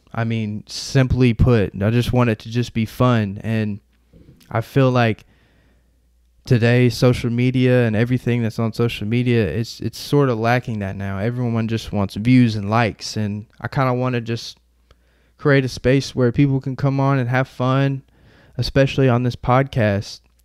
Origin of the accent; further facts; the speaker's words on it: Murfreesboro, Tennessee, United States; I'm from Murfreesboro, Tennessee